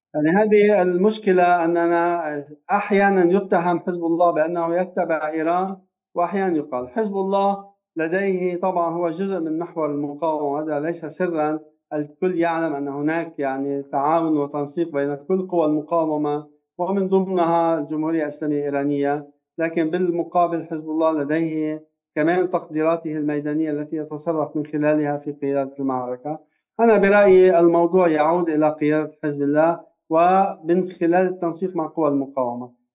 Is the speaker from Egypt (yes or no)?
no; Lebanon; نحن مسؤولون جميعا كبشر ليس فقط كلبنانيين